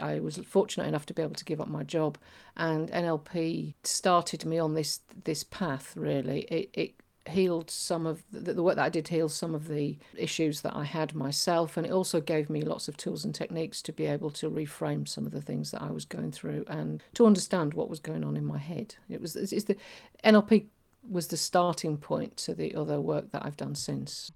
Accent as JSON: {"language": "English", "region": "Yorkshire and the Humber", "country": "United Kingdom", "said": "I'm from Yorkshire"}